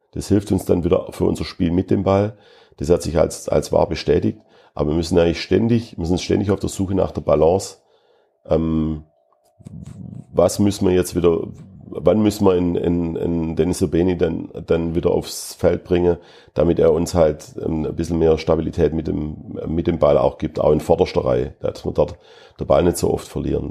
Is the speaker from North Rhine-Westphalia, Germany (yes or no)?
no; Schwäbisch Gmünd, Baden-Württemberg, Germany; now in Fürth, Germany; Schwäbisch Gmünd ist meine Heimat